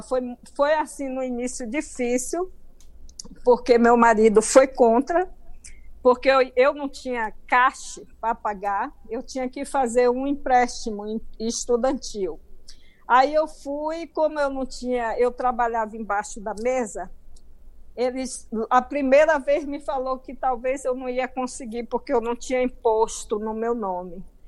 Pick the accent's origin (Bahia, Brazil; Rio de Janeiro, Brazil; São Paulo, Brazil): Bahia, Brazil; accent: baiano; moved away as an adult; now in United States; sempre falei com o meu acento, com o meu sotaque baiano